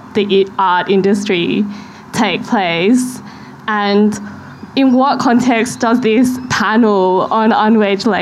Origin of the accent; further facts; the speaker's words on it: Australia; as an Australian arts professional, as a female Australian arts professional